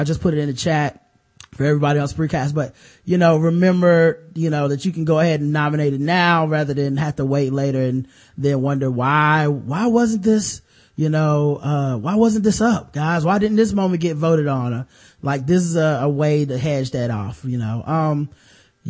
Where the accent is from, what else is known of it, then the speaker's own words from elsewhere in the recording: the South, United States; I'm from the South